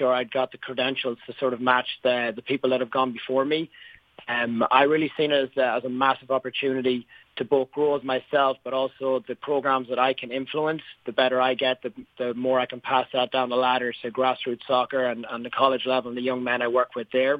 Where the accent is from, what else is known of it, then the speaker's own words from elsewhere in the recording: Sligo, Connacht, Ireland; moved away as an adult; also born or lived in Dublin, Ireland / Boston, United States / New Hampshire, United States; now in United States; I grew up in Sligo, Ireland, back in the west coast.